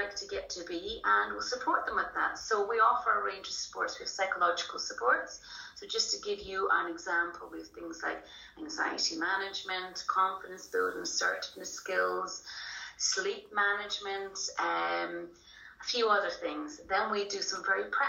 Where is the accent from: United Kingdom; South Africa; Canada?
United Kingdom; Scotland; moved away as an adult; now in Ireland; I'm actually Scottish, so originally from the kind of Aberdeen and Glasgow area. Moved over here 20 years ago